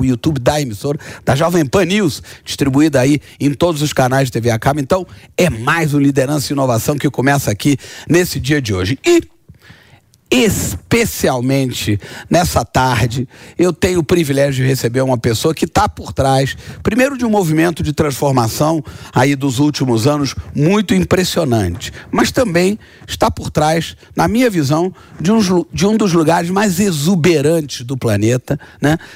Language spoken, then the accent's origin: Portuguese; Rio de Janeiro, Brazil; Eu, como carioca apaixonado, falar de Pão de Açúcar